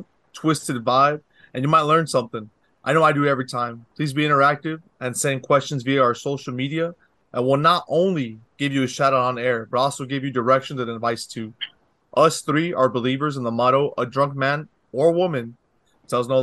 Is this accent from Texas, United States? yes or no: yes; Brownsville, Texas, United States; I'm from Brownsville, Texas, the southernmost tip of Texas